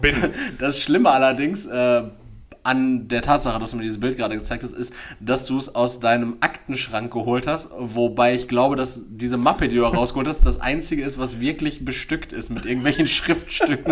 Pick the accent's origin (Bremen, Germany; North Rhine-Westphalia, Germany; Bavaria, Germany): North Rhine-Westphalia, Germany; Dortmund; born or raised there